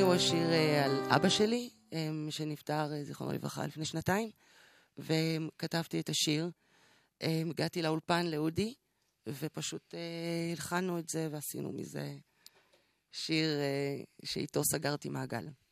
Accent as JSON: {"language": "Hebrew", "country": "Israel", "also_born_or_lived": "Congo / Morocco", "said": "אני חצי ישראלית, חצי קונגולזית, רבע מרוקאית. אה, אני חיה פה מ-85, ישראלית לכל דבר"}